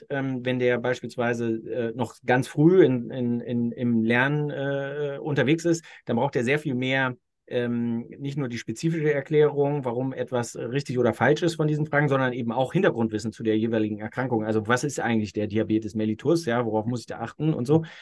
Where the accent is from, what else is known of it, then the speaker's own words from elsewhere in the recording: Austria; ich kann mich als Österreicher daran äh, so weit orientieren, wie die deckungsgleich sind mit dem, was ich in Österreich vorfinde